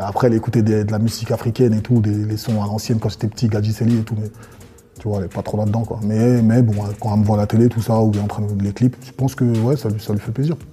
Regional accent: Côte d’Ivoire; now in France; Je viens de Côte d'Ivoire, français d'origine ivoirienne, d'une ethnie euh, qu'on appelle les BT

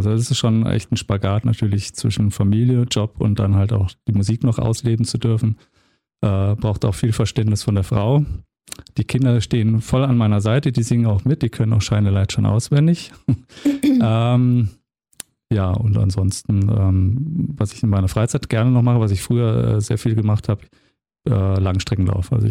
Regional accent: Leverkusen, North Rhine-Westphalia, Germany; born there; also born or lived in Munich; now in Radeberg, Germany; Also gebürtig komme ich aus dem Rheinland, aus Leverkusen und äh, habe dann 20 Jahre in München gewohnt

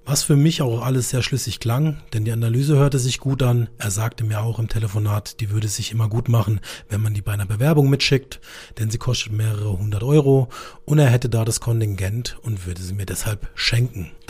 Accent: Karlsruhe, Baden-Württemberg, Germany; ich komme aus dem schönen Karlsruhe in Süddeutschland, wie man unschwer in meinem Dialekt erkennt.

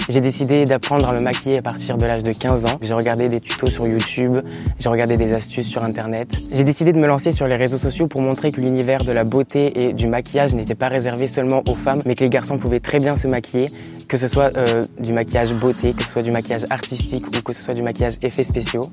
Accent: Montpellier, Occitania, France; Je suis né à Montpellier, j'ai eu une enfance totalement tranquille

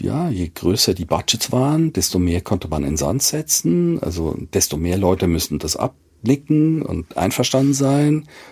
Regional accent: Basel, Basel-Stadt, Switzerland; now in Hamburg, Germany; ich bin aus Basel

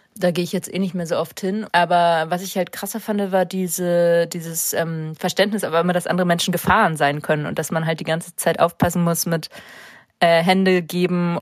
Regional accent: St. Peter-Ording, Schleswig-Holstein, Germany; also born or lived in Hamburg; now in Berlin, Germany; in St. Peter gibt es halt keine Musikszene, da wo ich aufgewachsen bin, St. Peter-Ording

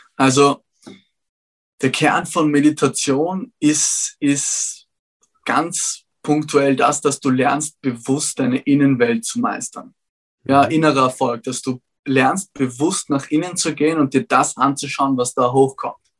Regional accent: Vienna, Austria; Ich bin zwar in Wien aufgewachsen

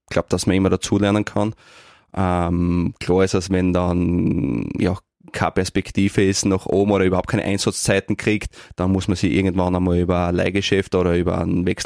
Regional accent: Neumarkt, Styria, Austria; now in Graz, Austria; ich bin Obersteirer, ich fühle mich sehr, sehr wohl, ich fühle mich ein Graz wohl, aber meine Heimat äh, ähm, ist Neumarkt

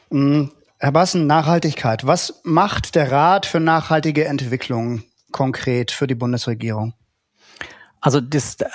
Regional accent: Northern Germany, Germany; also born or lived in Hamburg; Segeln, ähm, was man als Norddeutscher so macht, äh, wenn man das Meer vor der Haustür hat.

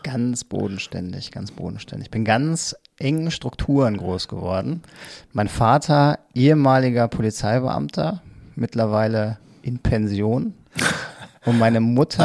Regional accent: Mettmann, North Rhine-Westphalia, Germany; also born or lived in Hilden / Düsseldorf; now in Neuss, Germany; also zwar aufgewachsen in Mettmann, aber geboren in Hilden äh, und wohne jetzt mittlerweile seit zwölf Jahren in Neuss

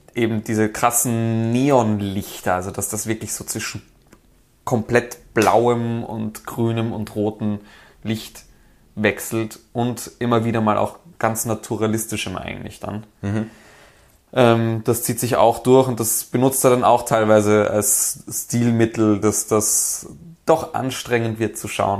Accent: Vienna, Austria; als Wiener

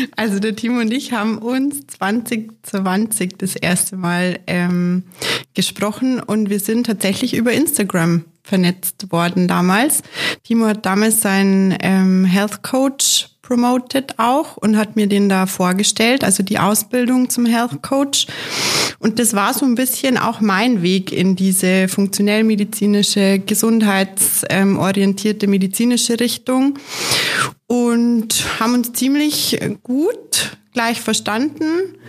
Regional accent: Munich, Bavaria, Germany; bin gebürtige Münchnerin

